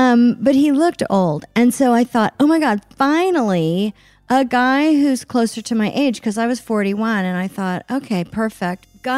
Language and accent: English; Oklahoma City, Oklahoma, United States; even though I grew up in Oklahoma City, which is a, you know, big city